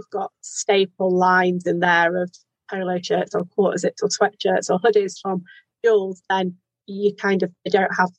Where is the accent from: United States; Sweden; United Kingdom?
United Kingdom; our Britishness